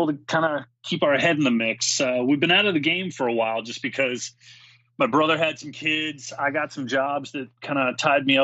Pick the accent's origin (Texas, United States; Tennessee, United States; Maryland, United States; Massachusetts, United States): Maryland, United States; I'm from the Maryland area